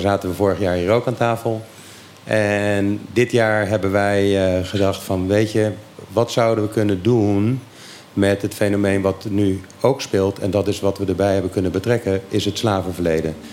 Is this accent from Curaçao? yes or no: yes; Curaçao; Ik ben opgegroeid op Curaçao